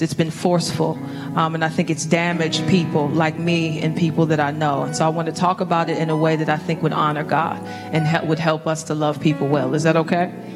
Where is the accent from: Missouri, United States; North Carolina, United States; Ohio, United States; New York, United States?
Missouri, United States; St. Louis; I was raised in St. Louis into a, a single parent home